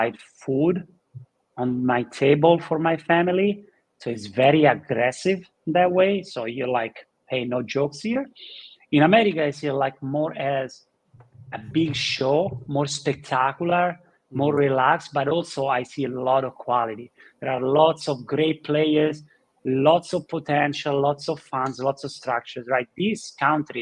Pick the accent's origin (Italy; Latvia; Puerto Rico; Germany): Italy; moved away; In Italy, we grew up with watching Sylvester Stallone and the Rocky movies in Philadelphia